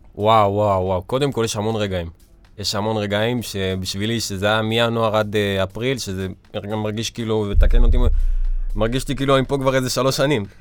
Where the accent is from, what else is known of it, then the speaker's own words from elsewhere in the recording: Ashkelon, Southern District, Israel; כשהיינו בליגת העל באשקלון